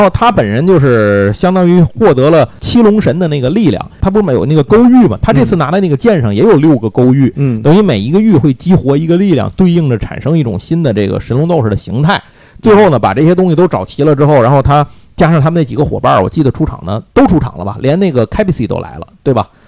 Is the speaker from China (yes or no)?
yes; Tianjin, China; 我小时候是在天津